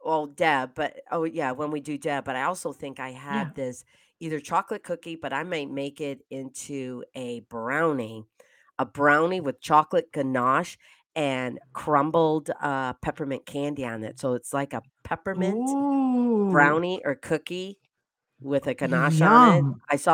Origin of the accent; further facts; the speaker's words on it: Michigan, United States; So we have Chris from East Lansing, Michigan, my home state.